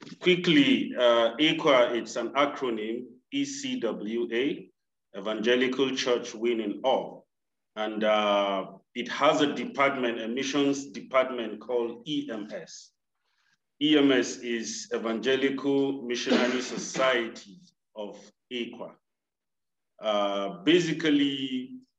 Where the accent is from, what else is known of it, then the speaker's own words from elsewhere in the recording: Nigeria; moved away as an adult; now in Malawi; I'm a Nigerian sent here to Malawi as a missionary.